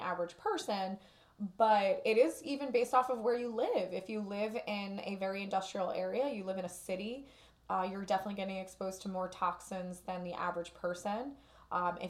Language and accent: English; Newark, New Jersey, United States; I grew up in Newark